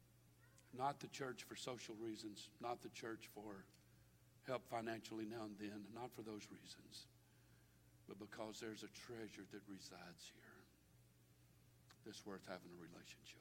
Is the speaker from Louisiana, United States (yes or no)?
yes; Baton Rouge, Louisiana, United States; I was born and raised in Baton Rouge